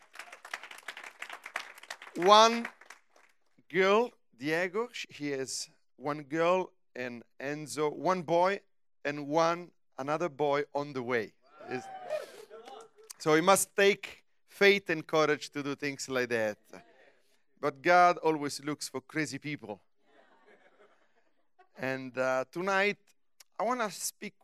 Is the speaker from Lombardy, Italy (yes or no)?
no; Rome, Lazio, Italy; English is a second language; also born or lived in United States